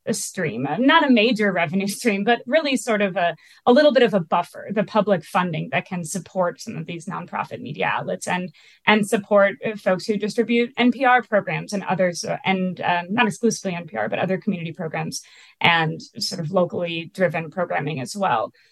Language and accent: English; Minneapolis, Minnesota, United States; I'm from the Midwest. I live in Minneapolis. I, I was born and raised here